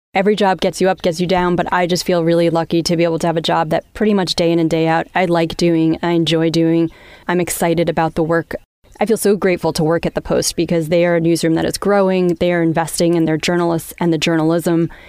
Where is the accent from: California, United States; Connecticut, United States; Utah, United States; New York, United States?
New York, United States; Long Island; moved away; I grew up in Long Island